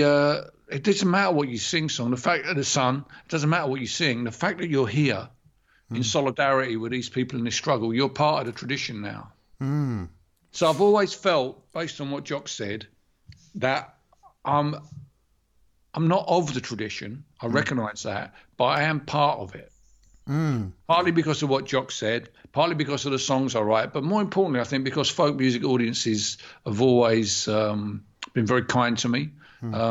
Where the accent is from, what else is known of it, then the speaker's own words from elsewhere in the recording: Barking, London, United Kingdom; The public library where I grew up in Barking